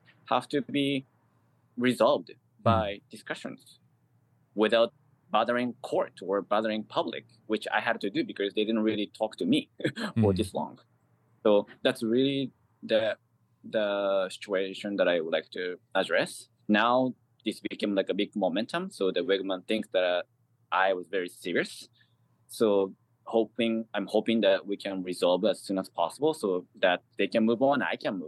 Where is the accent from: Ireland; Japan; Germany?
Japan; first language Japanese; English is a second language; now in New York City, United States; I'm from Japan, and it is my language.